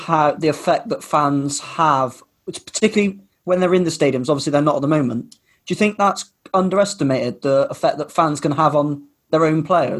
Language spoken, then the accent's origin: English; England, United Kingdom; I'm speaking as an English person